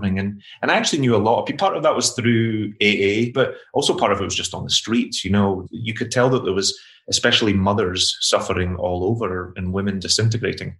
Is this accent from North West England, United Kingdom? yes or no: no; Glasgow, Scotland, United Kingdom; I grew up in Glasgow in the 80s, and my mother suffered with alcoholism my entire life